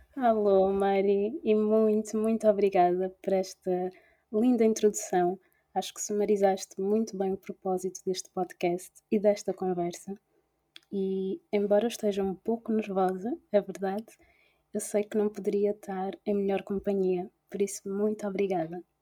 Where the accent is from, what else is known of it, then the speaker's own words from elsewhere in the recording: Portugal; nasci e cresci em Portugal mas que tem as origens em, na Guiné-Bissau